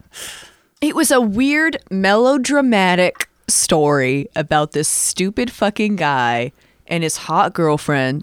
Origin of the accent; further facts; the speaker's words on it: United States; I'm American